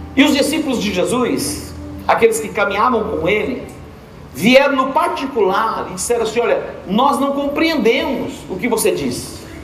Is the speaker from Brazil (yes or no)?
no; Portugal; como português